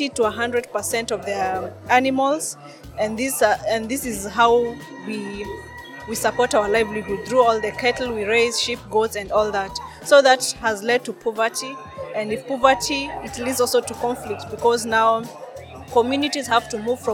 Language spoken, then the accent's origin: English; northern Kenya, Kenya; I come from Kenya, from the indigenous communities of the Lekipe Maasai in northern Kenya